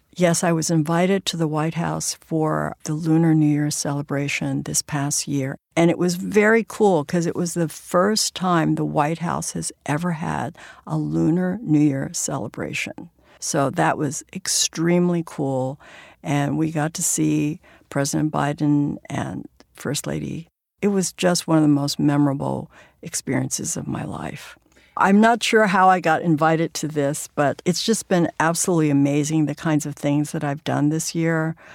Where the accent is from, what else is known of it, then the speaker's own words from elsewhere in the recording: San Francisco, California, United States; my hometown, which is San Francisco's Chinatown